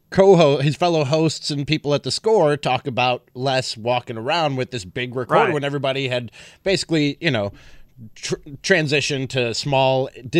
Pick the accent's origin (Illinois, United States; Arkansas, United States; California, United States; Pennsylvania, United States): Illinois, United States; Chicago; I told him my whole story growing up in Chicago.